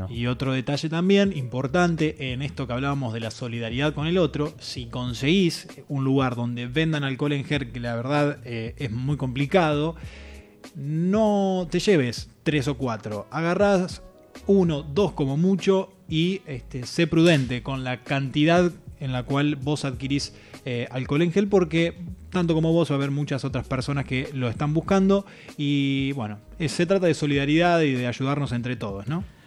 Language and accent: Spanish; Entre Ríos, Argentina; moved away; la gente de Entre Ríos que está presente, mi provincia natal